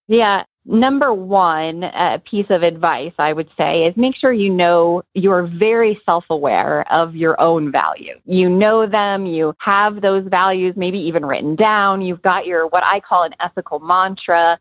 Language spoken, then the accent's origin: English; Georgia, United States; my home state of Georgia